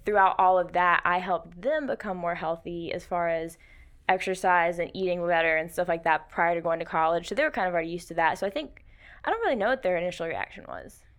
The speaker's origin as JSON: {"language": "English", "town": "Rock Hill", "region": "South Carolina", "country": "United States", "tie": "born or raised there", "moved": "as an adult", "lives_now": "Anderson, United States", "said": "I'm from the Rock Hill area up toward Charlotte"}